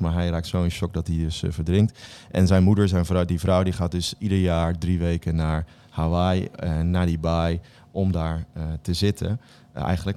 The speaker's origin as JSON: {"language": "Dutch", "region": "Bible Belt", "country": "Netherlands", "tie": "born or raised there", "said": "ik ben opgegroeid in de Bijbelbelt"}